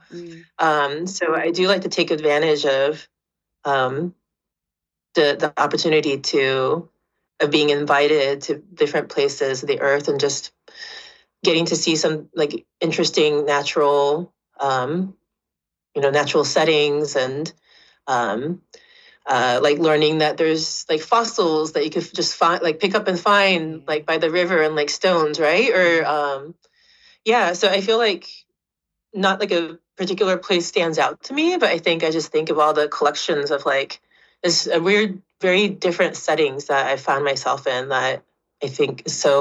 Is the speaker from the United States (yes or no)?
no; Japan; now in Vancouver, Canada; I grew up kind of between Osaka and Kyoto and Japan